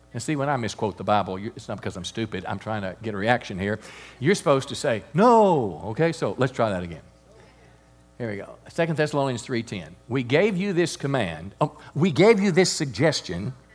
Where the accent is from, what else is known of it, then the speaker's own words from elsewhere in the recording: United States; I'm grateful as an American